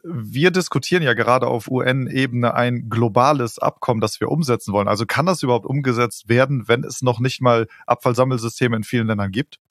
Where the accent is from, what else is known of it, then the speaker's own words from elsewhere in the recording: Germany; wir als Deutsche